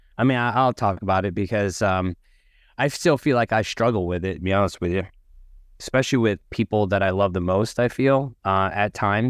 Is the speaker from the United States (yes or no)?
yes; Tampa, Florida, United States; And I am from Tampa, Florida, a little north of Tampa, Florida.